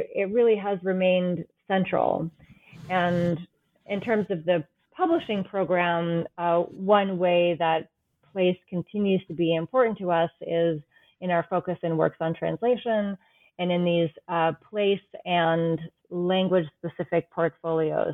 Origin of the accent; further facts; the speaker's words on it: New England, United States; I grew up in New England